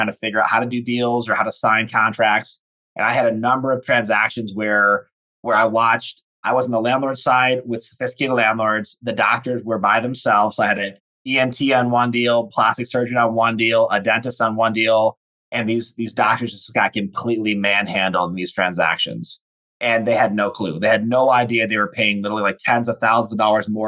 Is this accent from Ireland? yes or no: no; Charlevoix, Michigan, United States; I grew up in Northern Michigan, so Lower Peninsula, but Northern Lower Peninsula, really cool resort town called Charlevoix